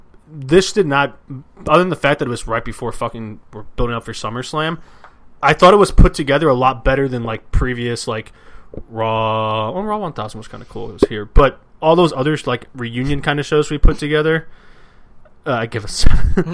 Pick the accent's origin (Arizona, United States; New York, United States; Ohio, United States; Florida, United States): New York, United States; I'm from New York.